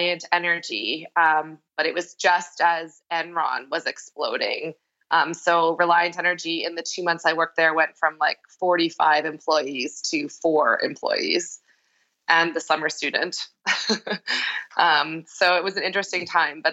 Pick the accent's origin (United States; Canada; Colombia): Canada; Medicine Hat, Alberta; moved away as an adult; now in Calgary, Canada; I'm from Medicine Hat